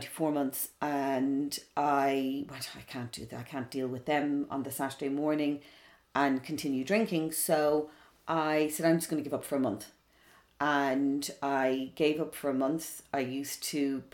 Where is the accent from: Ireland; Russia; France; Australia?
Ireland; Dublin, Leinster; also born or lived in London; growing up in Dublin back then